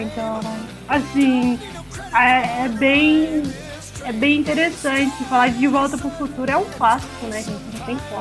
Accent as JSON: {"language": "Portuguese", "region": "São Paulo", "country": "Brazil", "tie": "born or raised there", "moved": "yes", "lives_now": "Uberlândia, Brazil", "said": "morei na, em São Paulo, que sou de São Paulo, Cara, isso fez parte da minha infância"}